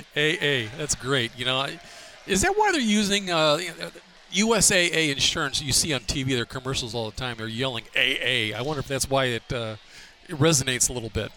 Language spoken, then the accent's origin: English; Detroit, Michigan, United States; growing up in the Detroit area